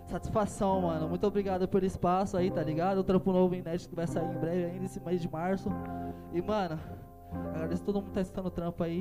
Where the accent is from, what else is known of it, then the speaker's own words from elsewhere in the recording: São Paulo, Brazil; Sou do Jardim Hebron, mano.